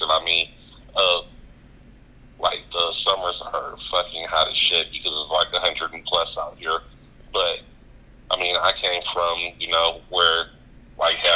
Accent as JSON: {"language": "English", "town": "Detroit", "region": "Michigan", "country": "United States", "lives_now": "Arizona, United States", "said": "I'm originally from Detroit."}